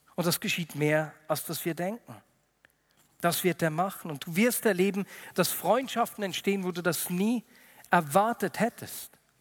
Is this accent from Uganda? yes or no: no; Switzerland; bei uns in der Schweiz